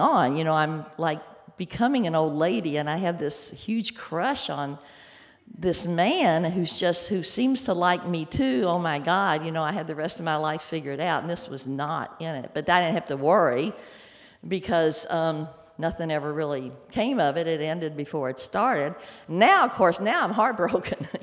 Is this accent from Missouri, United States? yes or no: no; Louisville, Kentucky, United States; I grew up in Louisville, Kentucky